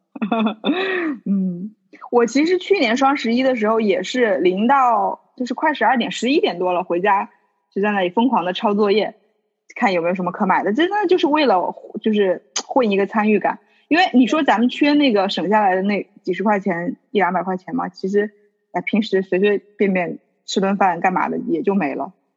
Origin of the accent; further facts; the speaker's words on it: Hubei, China; 我作为一个湖北人